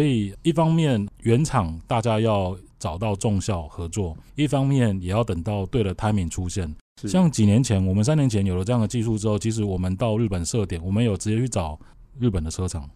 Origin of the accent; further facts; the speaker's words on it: Northeast Coast, Taiwan; 因为我小时候是在东北角长大